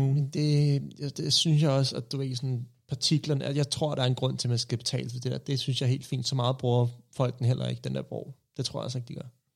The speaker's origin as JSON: {"language": "Danish", "town": "Copenhagen", "region": "Capital Region of Denmark", "country": "Denmark", "tie": "born or raised there", "said": "Jeg er vokset op på Østerbro"}